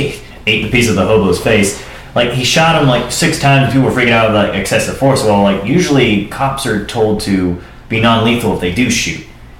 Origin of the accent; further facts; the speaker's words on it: Lakeland, Florida, United States; I'm from Lakeland